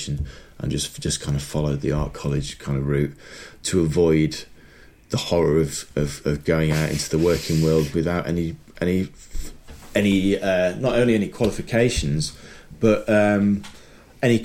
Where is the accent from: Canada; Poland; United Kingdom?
United Kingdom; Sheffield, Yorkshire and the Humber; I grew up in Sheffield